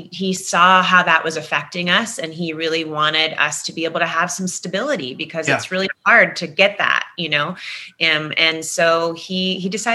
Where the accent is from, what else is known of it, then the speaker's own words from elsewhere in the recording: Manassas, Virginia, United States; moved away as an adult; also born or lived in Ohio / New Mexico; now in Los Angeles, United States; Virginia became what I really believe to be my hometown. Virginia, Manassas, where I grew up